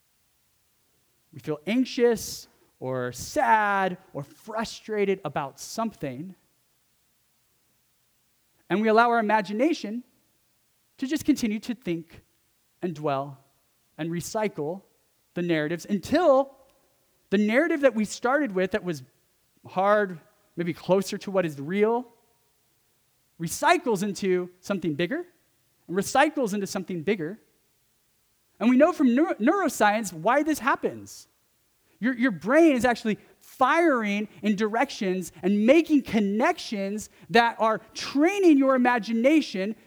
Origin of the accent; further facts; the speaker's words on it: California, United States; accent: California; It's my California accent